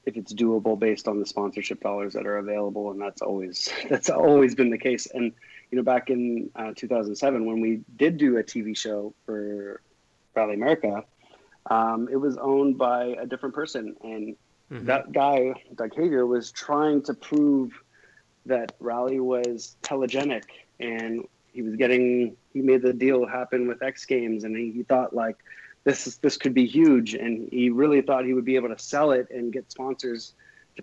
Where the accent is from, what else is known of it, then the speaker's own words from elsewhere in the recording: Canada; we're a Canadian show with Canadian people in it, on made by Canadians